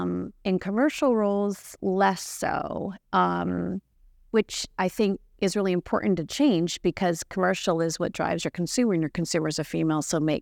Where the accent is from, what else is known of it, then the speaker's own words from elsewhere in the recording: California, United States; And I grew up in California.